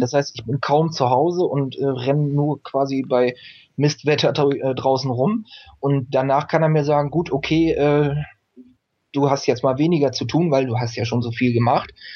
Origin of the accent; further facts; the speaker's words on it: East Frisia, Lower Saxony, Germany; moved away as an adult; now in Emsland, Germany; ich bin in Ostfriesland gestor-, äh, äh, geboren, bin da aufgewachsen